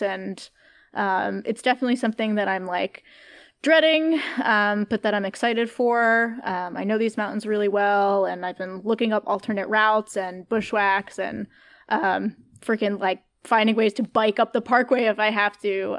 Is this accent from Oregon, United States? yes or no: no; Catskill, New York, United States; moved away; I'm from Catskill, New York